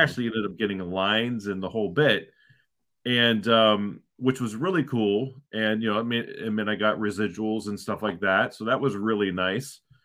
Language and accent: English; Ohio, United States; moved away as an adult; also born or lived in Southern California; now in Northern California, United States; So I grew up in Ohio